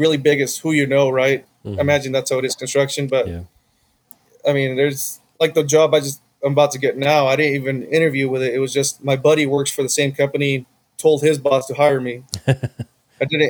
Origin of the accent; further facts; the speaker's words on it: Winnemucca, Nevada, United States; now in Las Vegas, United States; I grew up in Winnemucca